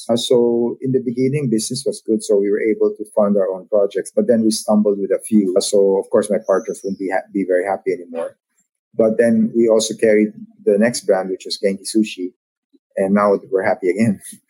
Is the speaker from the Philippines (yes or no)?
yes; Philippines; So that's a part of being Filipino. Like I said, we understand how we work together.